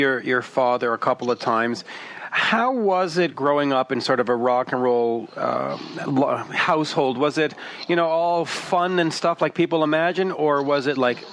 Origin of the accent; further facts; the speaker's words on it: Canada; as a Canadian